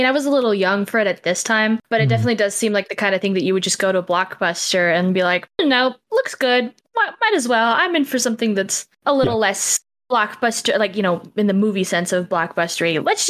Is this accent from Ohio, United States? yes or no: no; Amarillo, Texas, United States; I'm actually not from Sweden. I'm right, so sorry to disappoint you. I'm just from Amarillo.